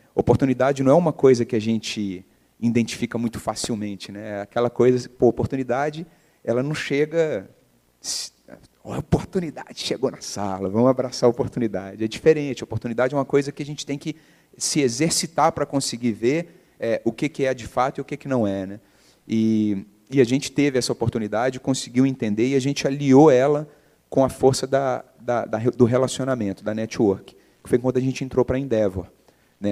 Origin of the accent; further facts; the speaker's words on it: Belo Horizonte, Minas Gerais, Brazil; also born or lived in England; eu nasci em BH, é, formei em publicidade e propaganda lá, por incrível que pareça, PUC-MG